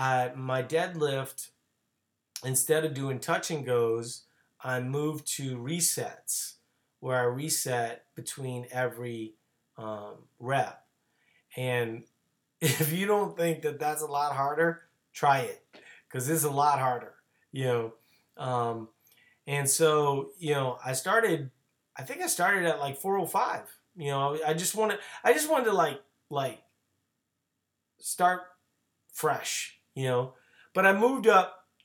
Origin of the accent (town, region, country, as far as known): New Orleans, Louisiana, United States; born or raised there; moved away